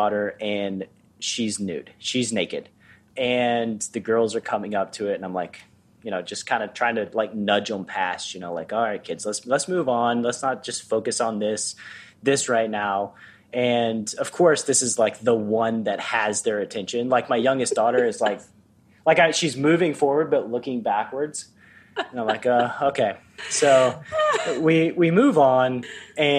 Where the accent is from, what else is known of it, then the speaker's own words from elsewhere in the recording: Tennessee, United States; moved away as an adult; also born or lived in Los Angeles; I grew up Baptist living in Tennessee